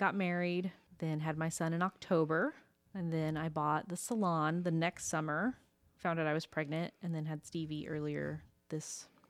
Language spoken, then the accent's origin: English; Winchester, Indiana, United States; moved away as an adult; also born or lived in Ridgeville, Indiana; now in Muncie, United States; I grew up like in Ridgeville and Winchester.